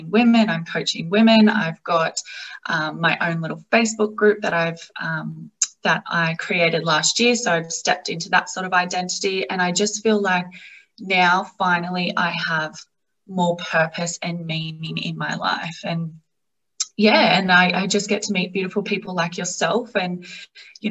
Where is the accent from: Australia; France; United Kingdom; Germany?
Australia; accent: Australian; I am obviously from Australia. You would hear that from my accent